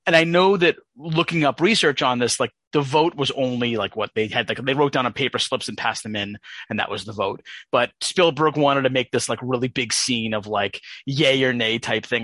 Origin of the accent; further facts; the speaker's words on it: United States; as an American person